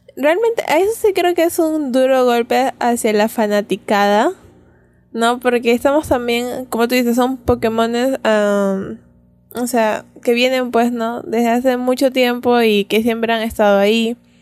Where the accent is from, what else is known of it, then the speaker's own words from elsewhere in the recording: Peru; como buenos peruanos que no hablamos bien el inglés